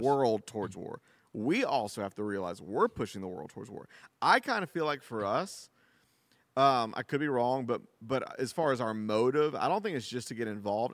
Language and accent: English; United States; as an American